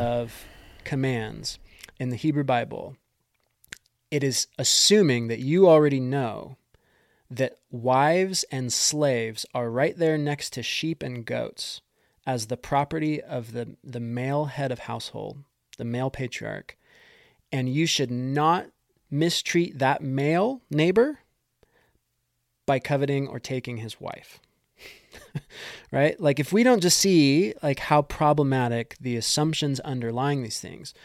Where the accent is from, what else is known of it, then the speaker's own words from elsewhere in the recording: United States; as an American